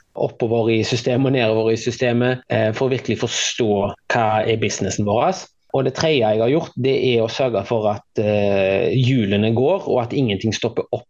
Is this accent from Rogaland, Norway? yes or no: yes; Haugesund, Rogaland, Norway; moved away as an adult; also born or lived in Bergen / Oslo; Eh, og hadde det veldig fint her i oppveksten